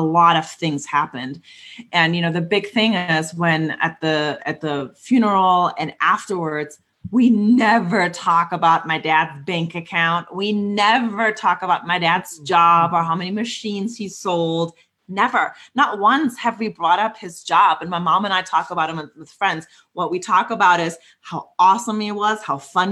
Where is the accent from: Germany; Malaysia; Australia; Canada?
Germany; moved away; a house in my hometown in Germany